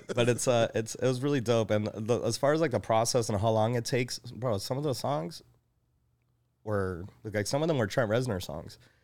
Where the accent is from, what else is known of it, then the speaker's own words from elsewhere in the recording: Elmhurst, Illinois, United States; also born or lived in Chicago; I was born in Elmhurst